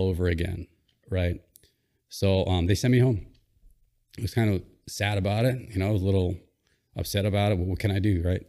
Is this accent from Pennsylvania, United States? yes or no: no; Hawaii, United States; born or raised there; also born or lived in Philippines